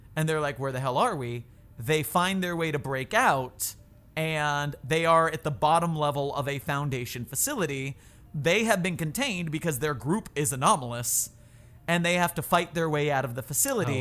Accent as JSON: {"language": "English", "region": "Florida", "country": "United States", "moved": "as an adult", "lives_now": "San Francisco, United States", "said": "I'm from Florida"}